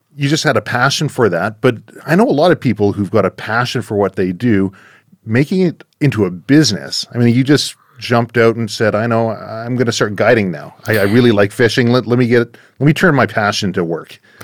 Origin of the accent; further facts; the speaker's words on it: Surrey, British Columbia, Canada; my hometown of Surrey, British Columbia